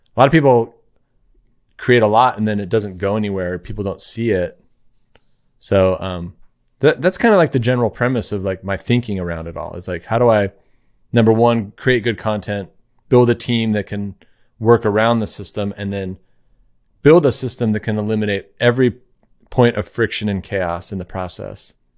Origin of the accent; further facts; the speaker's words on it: Claremont, California, United States; I live in Claremont, California